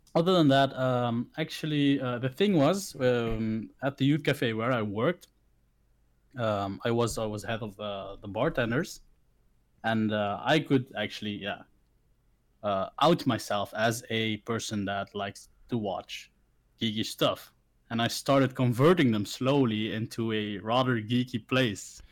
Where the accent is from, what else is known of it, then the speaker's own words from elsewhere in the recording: Belgium; also born or lived in Philippines; I grew up in Belgium, of course, but I, am not born here. Uh, I wasn't born here. I was uh, born in the Philippines. So uh, I got adopted by a lovely Belgian couple, um, and I was raised here.